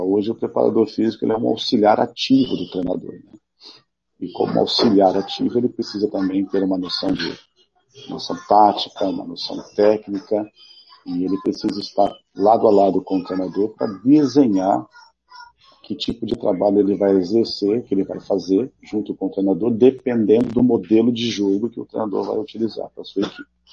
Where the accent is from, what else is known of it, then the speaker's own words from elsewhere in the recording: Mato Grosso do Sul, Brazil; moved away as an adult; also born or lived in India; Eu sou, sou mato-grossense, amo o nosso Estado, é, me lembro muito bem da minha infância com o Morenão lotado